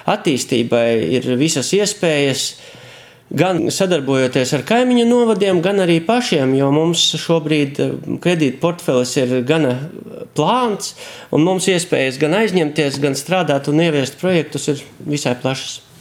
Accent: Varakļāni, Latgale, Latvia; accent: Latgalian; mēs nezinu, runājam latgaliski

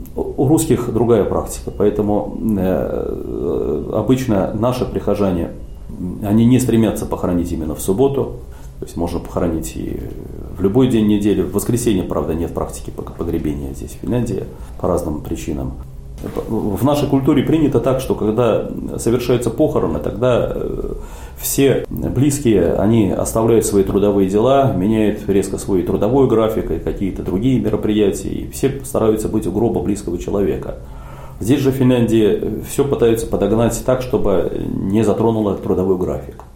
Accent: Saint Petersburg, Russia; moved away as an adult; now in Helsinki, Finland; я родом из Петербурга, родился в Ленинграде

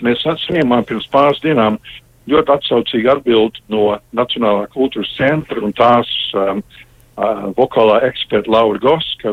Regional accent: Canada; es dzimu Kanādā, Kanāda deva manai ģimenei patvērumu, man, man izglītību un karjeru

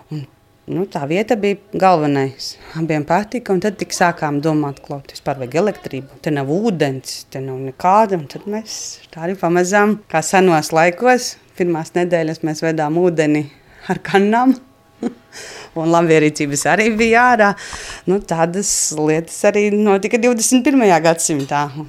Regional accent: Prauliena, Madona Municipality, Latvia; Es esmu dzimusi praulienā, Un tajā laikā mēs dzīvojām vēl centrā dzīvoklī, un kad man bija kādi septiņi gadi, tad vecāki pārcēlās uz lauku mājām. Tās ir diezgan netālu no šīm, seši kilometri. Un tad tur arī mēs uzaugām.

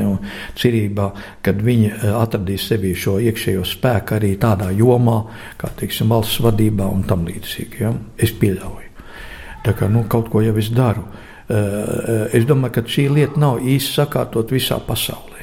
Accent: Latvia; es kā latvietis

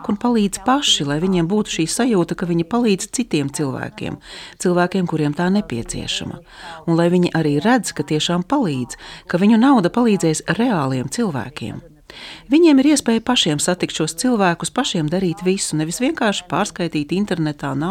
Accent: Ukraine; es esmu Ukrainiete.

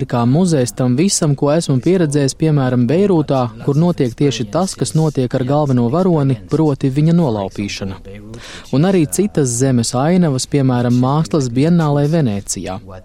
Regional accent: France; es pats esmu francūzis

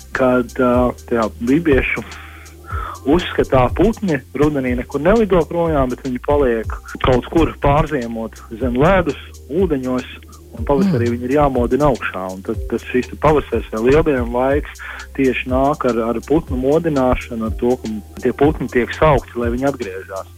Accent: Livonian Coast, Latvia; es biju uh, reģistrā, reģistrēts kā lībietis

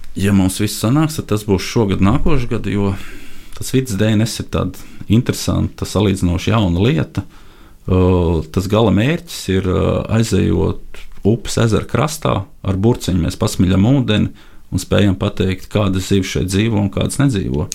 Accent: Latvia

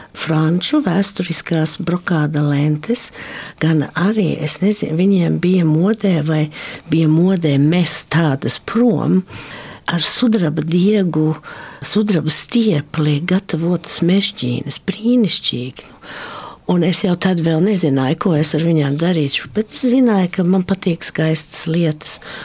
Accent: Australia; also born or lived in Varakļāni, Latvia (parents' home area); Es esmu latviešu meitene, dzimusi un augusi Austrālijā

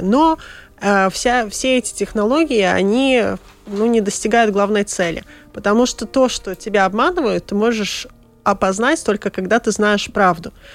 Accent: Latvia; born or raised there; first language Russian

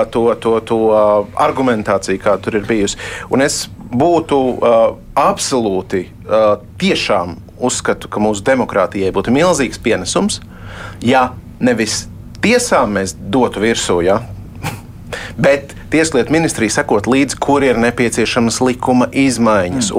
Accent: Latvia; Tādā mēs augām Latvijā 90. gados

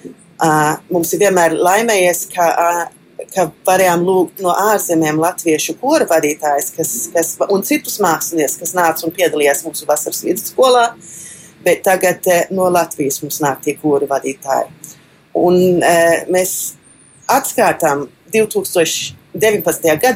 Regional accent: Melbourne, Victoria, Australia; Austrālijas jauniešu kora koordinātore. Dzimu Melburnā, Trešā no četrām meitām, mani trīs dēli, viens dzīvo Latvijā

